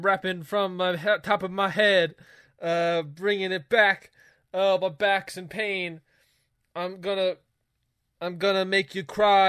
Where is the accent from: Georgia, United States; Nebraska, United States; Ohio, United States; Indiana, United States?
Georgia, United States; Well, I'm from Georgia, and I'm talking to you right now, Phil.